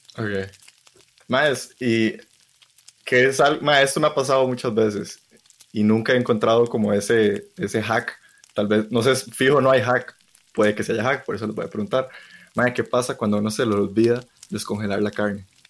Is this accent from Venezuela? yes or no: no; Costa Rica; como ticos deberíamos saber cocinar